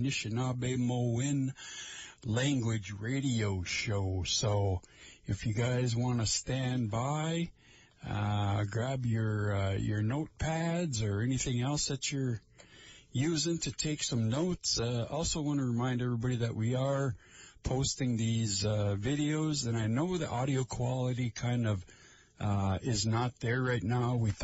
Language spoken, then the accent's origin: English; Lake Vermilion, Minnesota, United States; I'm from Lake Vermilion over there.